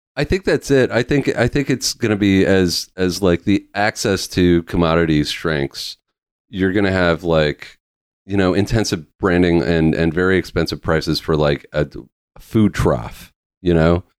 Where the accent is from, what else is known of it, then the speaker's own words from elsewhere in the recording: Vancouver Island, British Columbia, Canada; I grew up in Va, uh, in British Columbia, I grew up on Vancouver Island